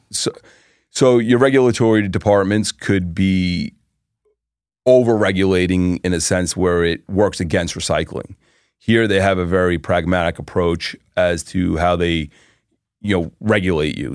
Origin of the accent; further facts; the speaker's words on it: New York, United States; now in Florida, United States; I was born in New York, uh, Floridian since two thousand